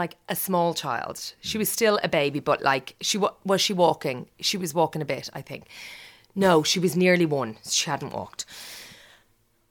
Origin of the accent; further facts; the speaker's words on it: Ireland; moved away as an adult; now in London, United Kingdom; I'm Irish